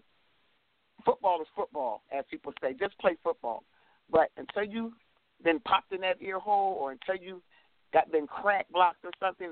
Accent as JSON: {"language": "English", "town": "Baltimore", "region": "Maryland", "country": "United States", "said": "I'm from Baltimore. I live in Baltimore, work in Baltimore"}